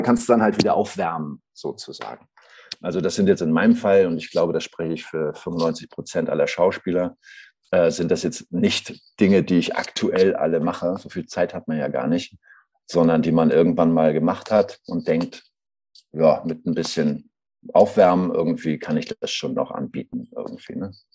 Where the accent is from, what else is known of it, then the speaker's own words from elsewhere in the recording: Schleswig-Holstein, Germany; moved away; also born or lived in Saxony; ich bin ja ähm, aus Norddeutsch, Schleswig-Holstein eigentlich